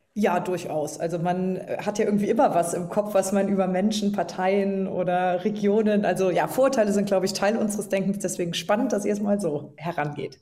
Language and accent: German; Trier, Rhineland-Palatinate, Germany; moved away as an adult; um wieder in meine Heimat zu ziehen.